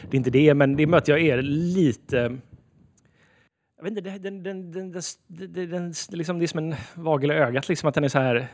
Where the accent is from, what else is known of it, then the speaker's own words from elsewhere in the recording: Sweden; vi är så identitetslösa som svenskar så vi gärna bara så här snor en annans kultur